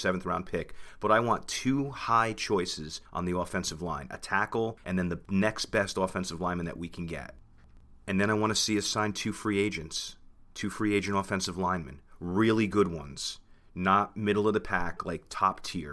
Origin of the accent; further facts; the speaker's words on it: New Jersey, United States; we're both from New Jersey